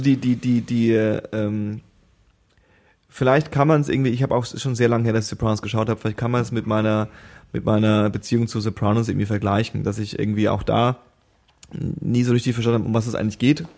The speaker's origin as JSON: {"language": "German", "country": "Germany", "said": "als Deutscher"}